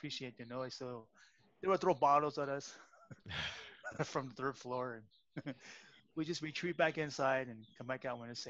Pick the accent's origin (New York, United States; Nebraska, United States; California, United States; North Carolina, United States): California, United States; San Francisco; growing up in Chinatown just kind of makes you a little bit tougher.